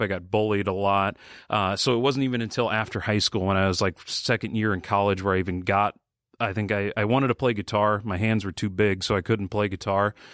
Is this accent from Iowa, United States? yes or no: yes; Sioux City, Iowa, United States; we both grew up in Sioux City